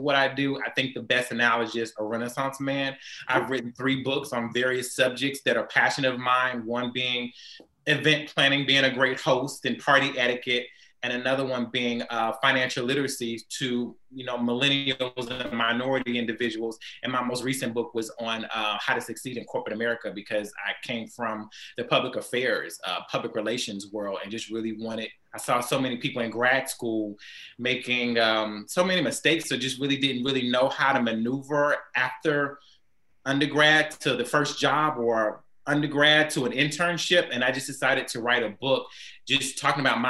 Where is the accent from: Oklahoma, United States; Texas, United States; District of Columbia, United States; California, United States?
Texas, United States; Houston; also born or lived in New Orleans; I grew up here in Houston, Texas